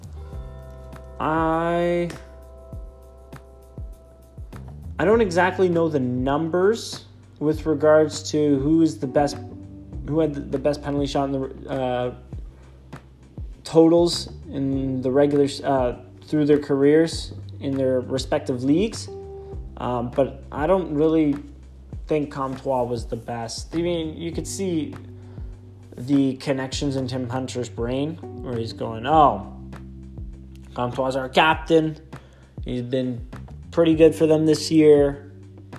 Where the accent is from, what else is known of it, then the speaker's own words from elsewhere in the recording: Canada; we're Canadian